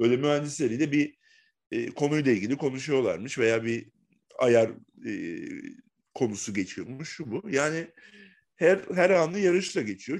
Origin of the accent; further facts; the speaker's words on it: Bursa, Turkey; ben Bursalıyım. Bursa'da yaşıyorum.